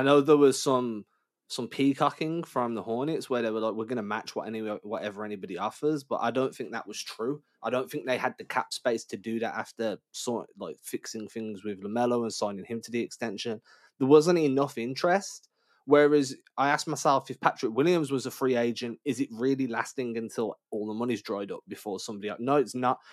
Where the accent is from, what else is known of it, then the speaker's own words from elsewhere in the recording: England, United Kingdom; I'm English